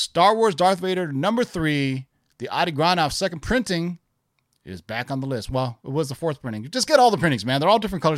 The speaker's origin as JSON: {"language": "English", "area": "Bay Area", "region": "California", "country": "United States", "tie": "born or raised there", "said": "when I was growing up in the Bay Area in the eighties."}